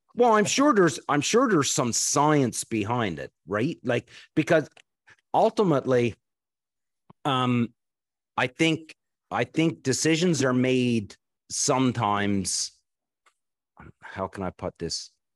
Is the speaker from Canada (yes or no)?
yes; East Coast of Canada, Canada; I grew up on the East Coast of Canada